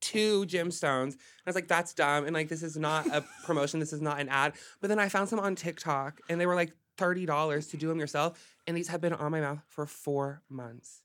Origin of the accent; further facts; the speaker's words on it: Hot Springs, Arkansas, United States; moved away as an adult; now in Los Angeles, United States; Arkansas. I'm from Arkansas